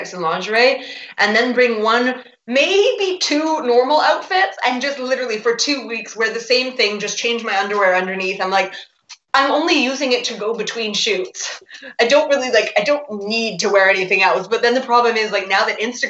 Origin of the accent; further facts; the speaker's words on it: Vancouver, British Columbia, Canada; moved away as an adult; also born or lived in Edinburgh, Scotland; now in Rome, Italy; I grew up in Canada, in Vancouver